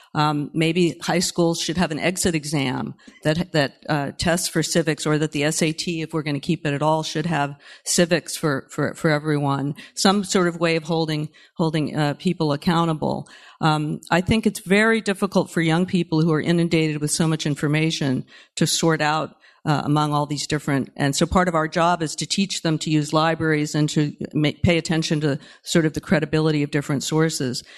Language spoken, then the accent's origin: English; Berkeley, California, United States; I grew up in Berkeley during the nineteen sixties